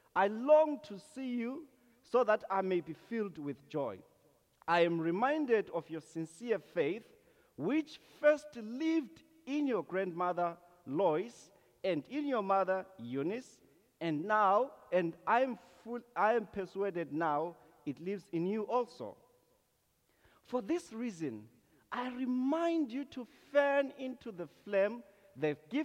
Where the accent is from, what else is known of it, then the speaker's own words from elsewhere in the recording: Zimbabwe; moved away as an adult; now in Canada; I'm originally from Zimbabwe